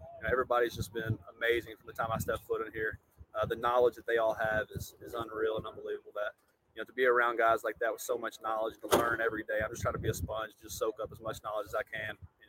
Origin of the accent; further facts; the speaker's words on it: Shepherdsville, Kentucky, United States; moved away as an adult; also born or lived in Louisville, Kentucky; now in Navarre Beach, United States; I grew up in Shepherdsville, Kentucky, born and raised in Louisville, Kentucky. Now live in Navarre Beach, Florida.